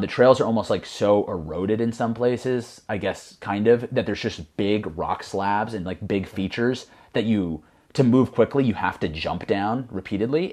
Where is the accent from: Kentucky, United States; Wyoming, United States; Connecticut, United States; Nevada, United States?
Connecticut, United States; originally from Connecticut, uh, just like about a small, kinda like rural area about a hundred miles north of New York City.